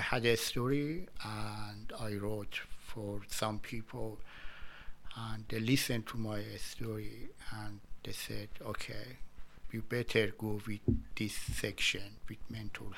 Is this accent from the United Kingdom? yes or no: no; Iran; English is a second language; moved away as an adult; now in Australia; I came from Iran in 2012 or 13